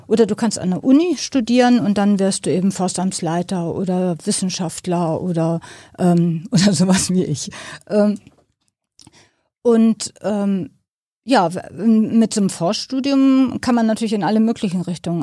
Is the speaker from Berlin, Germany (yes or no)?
no; near Buchholz in der Nordheide, Lower Saxony, Germany; Ich komme aus Niedersachsen, ähm, aus der Nähe von Buchholz in der Nordheide.